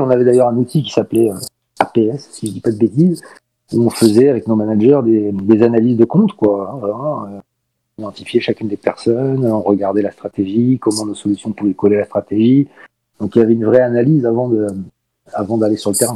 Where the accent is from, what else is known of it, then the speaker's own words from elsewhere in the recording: Paris, Île-de-France, France; moved away as an adult; now in Marseille, France; Je suis originaire de Paris, mais je suis venu faire mes études à l'âge de 18 ans euh, dans, cette belle région et je suis jamais reparti